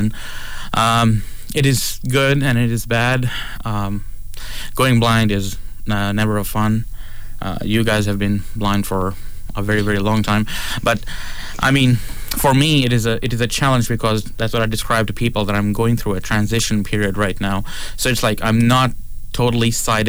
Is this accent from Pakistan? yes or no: yes; Pakistan; also born or lived in Toronto; now in Prince Edward Island, Canada; I was born in Pakistan.